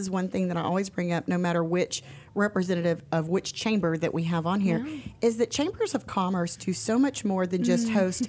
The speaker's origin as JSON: {"language": "English", "town": "Conroe", "region": "Texas", "country": "United States", "tie": "born or raised there", "said": "So I was born and raised in Conroe. My grandmother lived in Montgomery off 2854."}